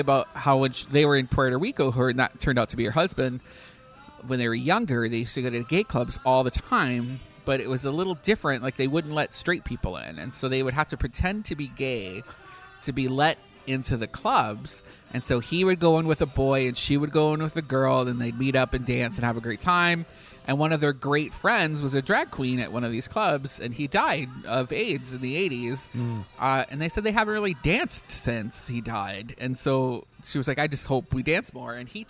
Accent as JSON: {"language": "English", "country": "Canada", "said": "There's a part of me, so like as a Canadian, it's..."}